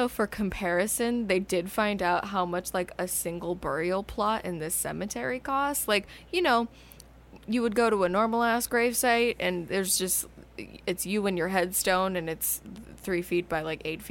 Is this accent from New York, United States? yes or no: no; Tucson, Arizona, United States; growing up in Tucson